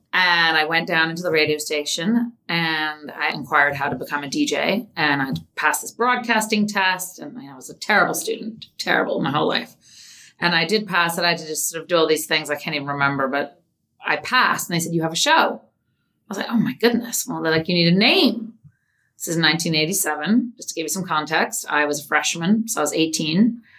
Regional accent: Palm Beach, Florida, United States; also born or lived in New York / England; Well, I was actually born in New York. So I'm technically a New Yorker, but I didn't live here. I moved to England when I was 2. Then I moved to Palm Beach when I was 12. I've moved around a lot.

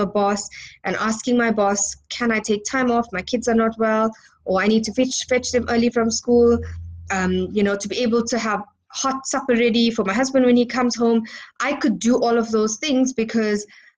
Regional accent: Johannesburg, Gauteng, South Africa; I'm from Johannesburg, South Africa

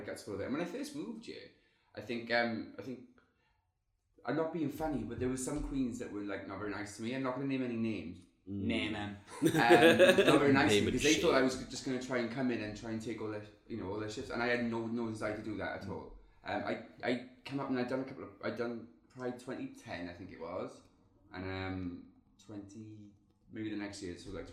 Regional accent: Swansea, Wales, United Kingdom; moved away as an adult; now in Newcastle, United Kingdom; I'm from Swansea. That's in Wales. South of Wales, to be fair.

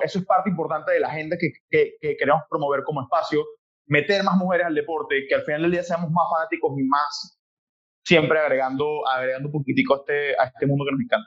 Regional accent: Venezuela; now in Panama; siendo venezolano

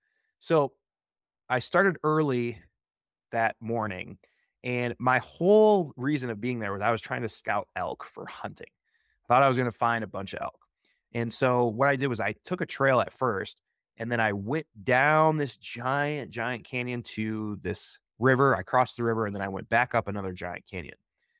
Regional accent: Midwest, United States; now in Oregon, United States; when I first moved to Oregon, this type of terrain really captured my imagination. I loved it because I came from the Midwest.

